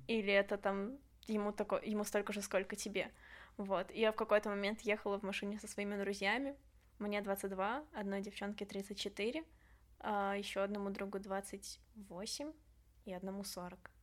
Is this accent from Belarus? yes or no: yes; Belarus; когда ты возвращаешься в Беларусь, ну, потому что все-таки дом